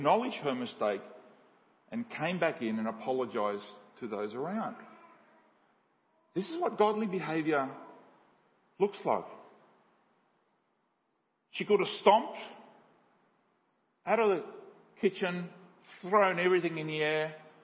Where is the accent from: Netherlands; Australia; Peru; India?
Australia; also born or lived in Paraguay; I grew up in Paraguay and from the 70s and 80s when I've grown up in Australia